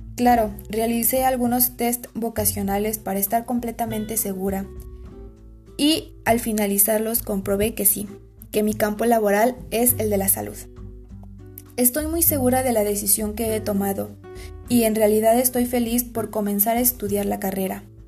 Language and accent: Spanish; Aculco, State of Mexico, Mexico; soy de Aculco, Estado de México